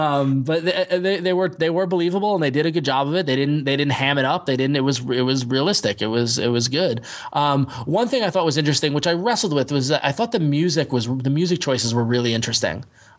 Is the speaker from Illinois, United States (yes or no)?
no; New York, United States; as a New Yorker